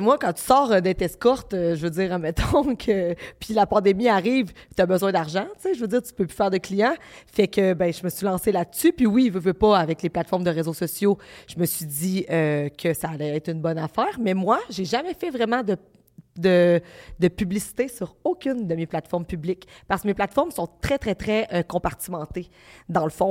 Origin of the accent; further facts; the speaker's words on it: Baie-Comeau, Quebec, Canada; je viens de Bécomo, c'est à Côte-Nord, c'est une petite ville